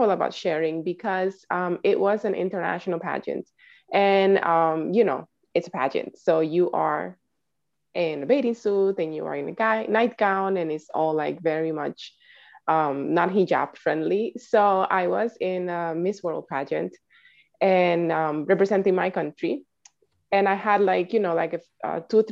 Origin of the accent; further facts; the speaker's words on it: Dominican Republic; now in New York City, United States; I am originally from the Dominican Republic